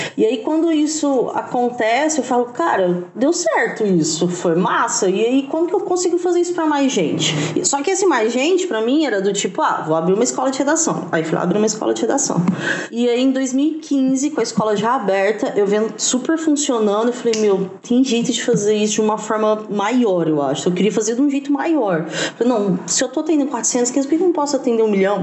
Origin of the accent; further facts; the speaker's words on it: Franca, São Paulo, Brazil; now in Ribeirão Preto, Brazil; Eu sou de Franca, eu tô aqui em Ribeirão Preto, mas eu sou de Franca